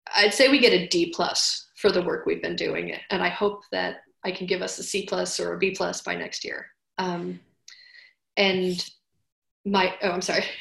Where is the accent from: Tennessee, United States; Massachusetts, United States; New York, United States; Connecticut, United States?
New York, United States; New York City; I was born in Manhattan.